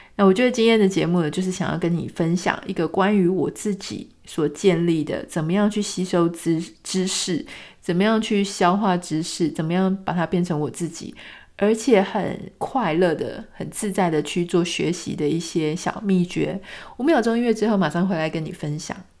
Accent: Pingtung County, Taiwan; moved away; 我以前住在屏东

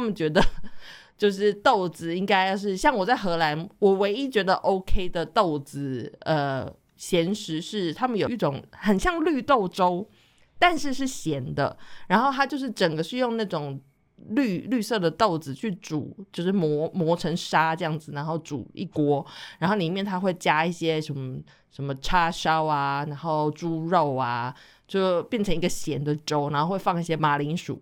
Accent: Taiwan; 像外省的孩子的话，我们就是撒盐巴。因为我家的话，我的吃法一直都是撒盐巴在上面这样子

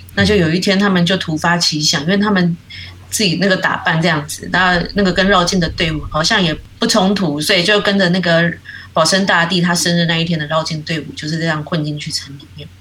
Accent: New Taipei, Taiwan; moved away as an adult; now in Tainan, Taiwan; 我应该算是新北的女儿

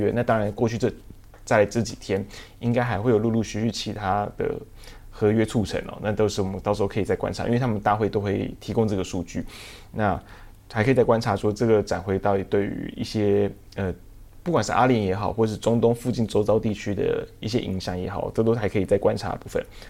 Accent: Taiwan; 他们我们台湾人也会直接的讲。

